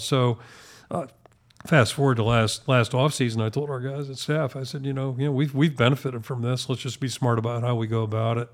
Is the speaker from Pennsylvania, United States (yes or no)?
yes; Pittsburgh, Pennsylvania, United States; moved away as an adult; also born or lived in Maine; now in Iowa City, United States; growing up in Pittsburgh